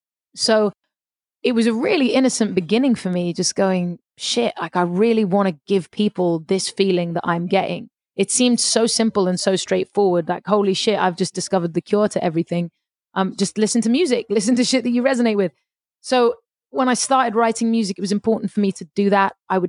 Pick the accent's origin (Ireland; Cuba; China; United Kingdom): United Kingdom; London; also born or lived in Paris, France; I grew up in London for a start, and then I moved to Paris, and I sort of lived in London for the first 6 years of my life, and then moved to Paris for about 8 years, and then moved back to England.